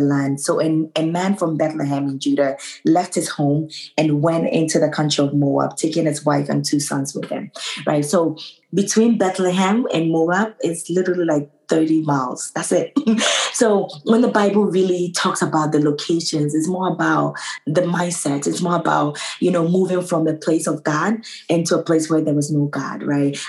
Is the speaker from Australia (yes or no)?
no; Ghana; also born or lived in New York, United States; now in Boston, United States; I was born and raised in Ghana, moved to New York, got married to a wonderful man who lives in Boston. So now I live in Boston